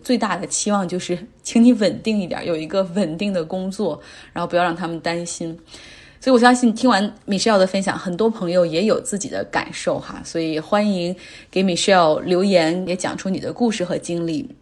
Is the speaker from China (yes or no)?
yes; Harbin, Heilongjiang, China; 我的老家哈尔滨